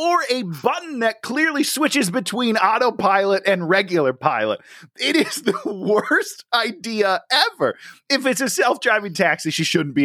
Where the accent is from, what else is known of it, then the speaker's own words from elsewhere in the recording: Midwest, United States; I'm from the Midwest